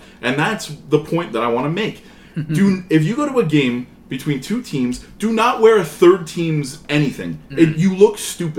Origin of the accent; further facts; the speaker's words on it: near MetLife Stadium, New Jersey, United States; growing up near MetLife